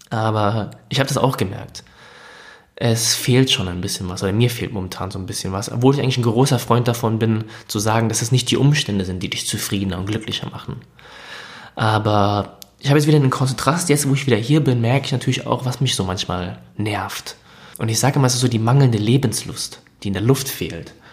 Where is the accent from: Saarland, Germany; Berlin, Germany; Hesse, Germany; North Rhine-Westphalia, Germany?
Hesse, Germany; ich komme aus Hessen